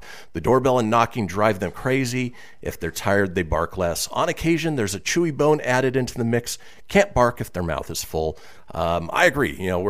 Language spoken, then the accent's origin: English; California, United States; also born or lived in Minnesota; growing up in Southern California where the weather was always nice trick-or-treating.